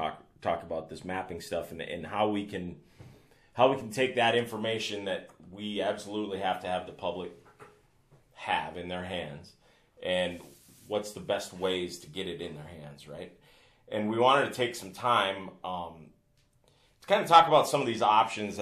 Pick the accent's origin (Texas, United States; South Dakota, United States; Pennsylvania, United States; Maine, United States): South Dakota, United States; Northeast; I'm from Northeast South Dakota